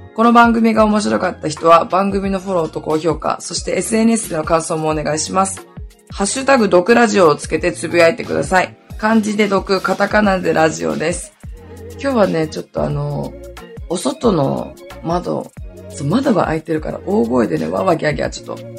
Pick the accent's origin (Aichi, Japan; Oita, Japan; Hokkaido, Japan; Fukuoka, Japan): Hokkaido, Japan; 北海道出身だからさ